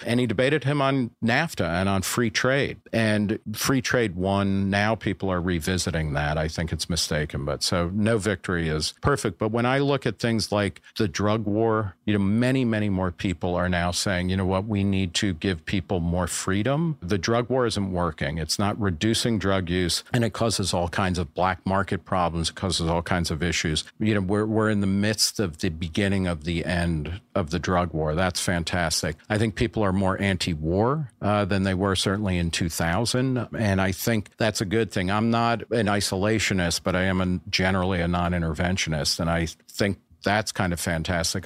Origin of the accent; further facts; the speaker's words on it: New Jersey, United States; moved away as an adult; also born or lived in Brooklyn, New York / Texas / Ohio / Los Angeles; now in New York, United States; I was born in Brooklyn, grew up mostly in New Jersey